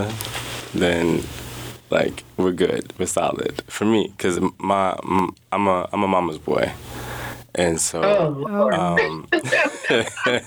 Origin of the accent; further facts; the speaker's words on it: Jacksonville, Florida, United States; now in Juneau, United States; growing up in Jacksonville, Florida, it was very diverse.